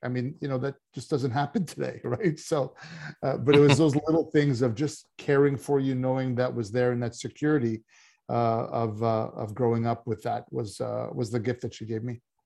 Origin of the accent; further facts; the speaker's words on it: Canada; coming from Canada, I did play hockey